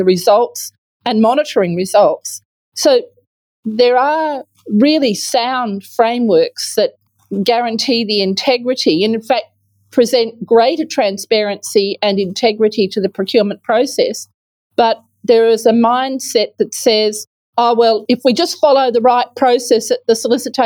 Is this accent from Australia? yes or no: yes; Western Australia, Australia; my home state is not at the leading edge of public procurement management